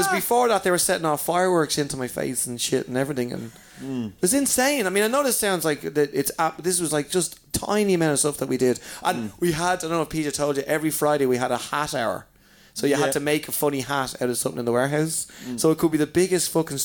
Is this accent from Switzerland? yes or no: no; Ireland; being Irish